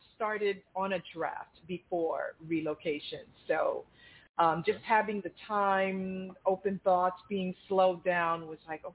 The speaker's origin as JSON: {"language": "English", "town": "Brooklyn", "region": "New York", "country": "United States", "tie": "born or raised there", "also_born_or_lived": "Long Island, New York", "moved": "as an adult", "lives_now": "Boca Raton, United States", "said": "I'm transplanted from New York, grew up in Brooklyn, lived in Long Island most of my life"}